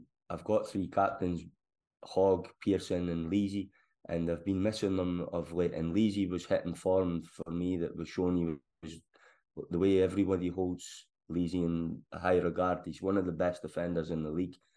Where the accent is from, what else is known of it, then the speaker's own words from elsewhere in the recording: Scotland, United Kingdom; now in England; as a Scotsman down here